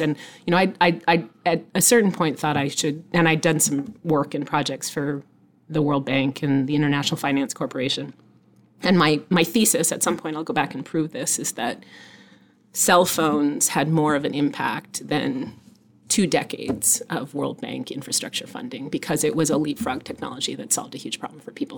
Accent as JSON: {"language": "English", "region": "Nova Scotia", "country": "Canada", "tie": "born or raised there", "moved": "yes", "said": "I was born in Nova Scotia, so I'm Canadian. My mother's actually American, so I'm half Canadian, half American. And I grew up actually on a small farm in Nova Scotia."}